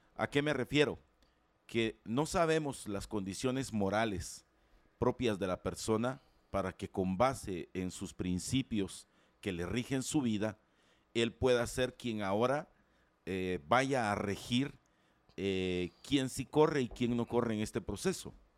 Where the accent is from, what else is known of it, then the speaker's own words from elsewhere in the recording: Guatemala; yo como ciudadano guatemalteco